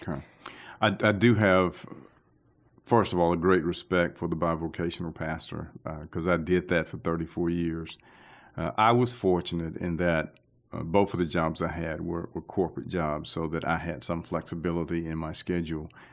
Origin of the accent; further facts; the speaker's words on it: Aliceville, Alabama, United States; moved away as an adult; also born or lived in Tuscaloosa, Alabama; now in Birmingham, United States; I'm originally from a place called Aliceville, Alabama